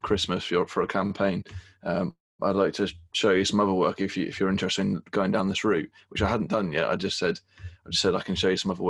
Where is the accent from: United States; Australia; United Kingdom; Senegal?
United Kingdom; England; being English